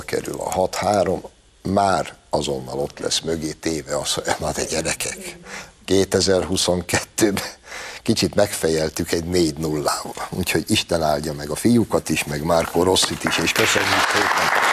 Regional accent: Hungary; magunkba, magyarokba

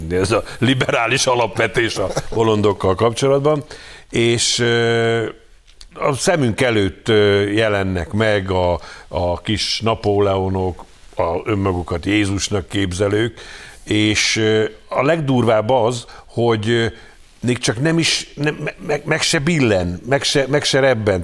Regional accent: Hungary; magyarok vagyunk, és úgy vagyunk európaiak

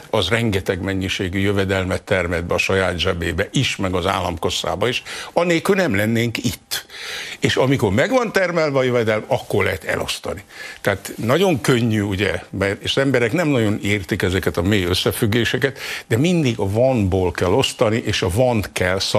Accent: Zala, Hungary; én Zalai vagyok

